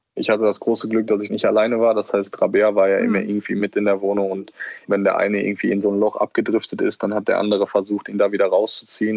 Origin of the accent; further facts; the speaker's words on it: Germany; moved away as an adult; also born or lived in Netherlands; ich bin in Deutschland aufgewachsen, hier sind meine Wurzeln.